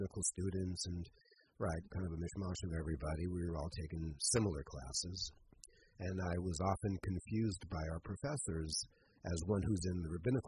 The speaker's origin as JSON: {"language": "English", "region": "Southern California", "country": "United States", "tie": "born or raised there", "also_born_or_lived": "Compton / Long Beach / Israel", "moved": "as an adult", "said": "I grew up in Southern California."}